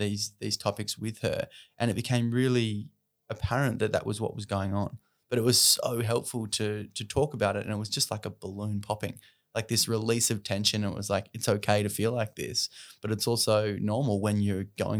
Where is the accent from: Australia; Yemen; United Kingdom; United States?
Australia; Especially as Australian men, we're taught to be rough, tough, and, you know, we're good, we've got this.